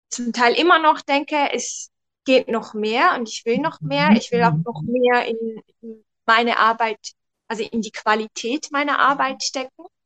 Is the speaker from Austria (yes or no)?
no; Switzerland; ich komme aus der Schweiz.